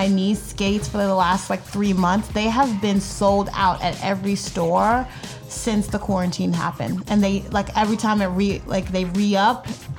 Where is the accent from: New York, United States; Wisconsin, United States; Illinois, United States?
New York, United States; now in Florida, United States; I'm from New York and a lot of my family's there.